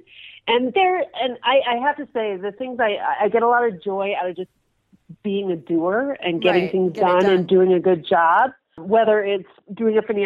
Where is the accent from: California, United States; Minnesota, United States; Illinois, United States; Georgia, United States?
Minnesota, United States; Minneapolis; moved away as an adult; also born or lived in New York City / Jackson, Wyoming; now in Denver, United States; I originally grew up in Minneapolis, right in the city, spent my whole life there through high school